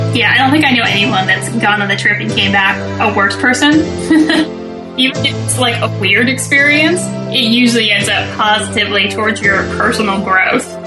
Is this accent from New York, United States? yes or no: no; Bay Area, California, United States; also born or lived in Santa Cruz Mountains; I'm from California originally, from the Bay Area